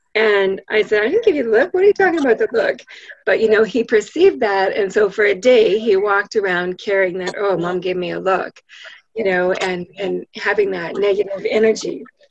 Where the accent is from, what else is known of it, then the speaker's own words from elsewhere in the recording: Canada; I'm an I'm a Canadian